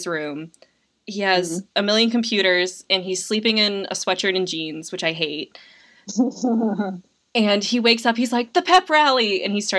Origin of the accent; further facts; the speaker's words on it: Massachusetts, United States; I'm from Massachusetts